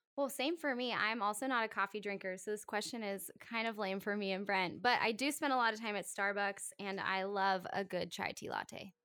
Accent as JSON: {"language": "English", "area": "Howard County", "region": "Maryland", "country": "United States", "tie": "born or raised there", "also_born_or_lived": "Philadelphia area", "said": "I am born and raised in Maryland. I grew up in Howard County"}